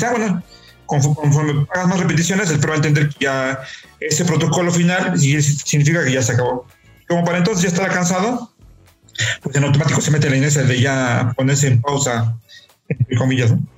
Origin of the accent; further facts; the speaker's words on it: Puebla, Mexico; yo soy de Puebla y en Puebla ahora, bueno, ahora ya no tanto, pero antes había mucho más terrenos baldíos